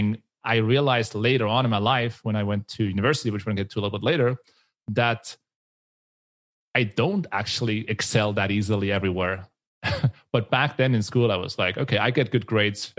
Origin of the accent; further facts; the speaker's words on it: Switzerland; I am from Switzerland